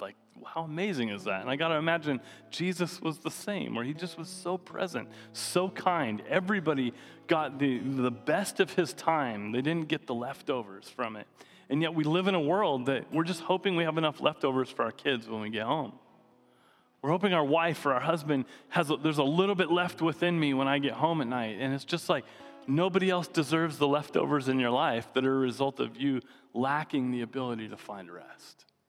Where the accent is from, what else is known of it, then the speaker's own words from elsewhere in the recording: Coeur d'Alene, Idaho, United States; also born or lived in Seattle; now in San Diego, United States; growing up in Coeur d'Alene, there was most of the town was shut down on Sundays